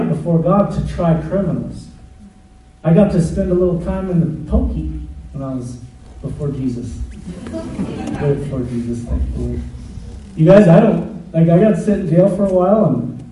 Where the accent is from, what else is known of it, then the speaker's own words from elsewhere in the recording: United States; I'm American